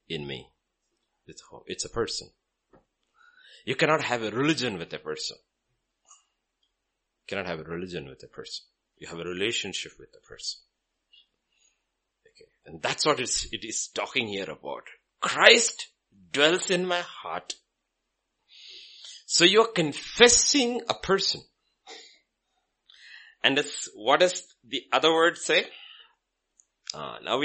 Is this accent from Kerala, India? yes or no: yes; Kerala, India; I'm from Kerala